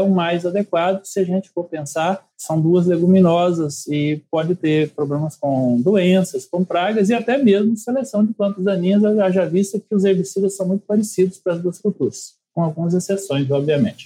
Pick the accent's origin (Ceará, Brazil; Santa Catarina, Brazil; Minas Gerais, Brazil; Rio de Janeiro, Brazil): Minas Gerais, Brazil; Viçosa; moved away as an adult; also born or lived in Mossoró; eu sou nascido em Viçosa, Minas Gerais. É, filho de pequenos produtores